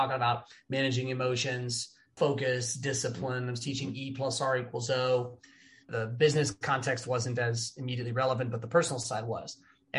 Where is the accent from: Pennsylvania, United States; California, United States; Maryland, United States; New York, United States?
California, United States; Los Angeles; also born or lived in Wooster, Ohio; my hometown on the beach